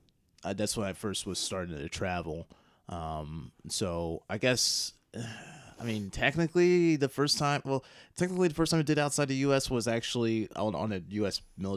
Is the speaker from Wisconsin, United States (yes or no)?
no; Joliet, Illinois, United States; Joliet. So.